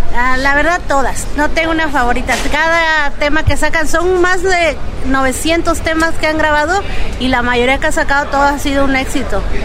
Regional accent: Tangancícuaro, Michoacán, Mexico; nosotros somos de Tangancícuaro

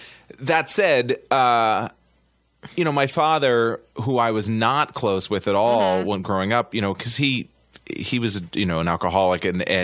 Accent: Massachusetts, United States; Outside of Boston.

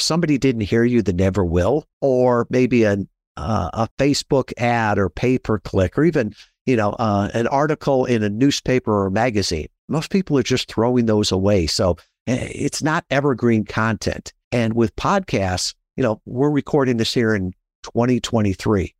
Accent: Midwest, United States; I grew up in the Midwest

